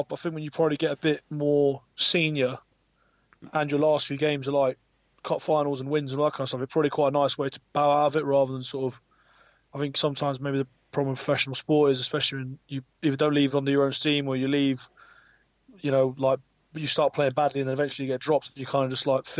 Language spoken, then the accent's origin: English; London, United Kingdom; moved away as an adult; also born or lived in Loughborough / Jersey / New Zealand; now in Exeter, United Kingdom; I'm not from Exeter. I'm from London, actually, South London. Near up in Ord, it's like near Croydon. I went to school in Croydon.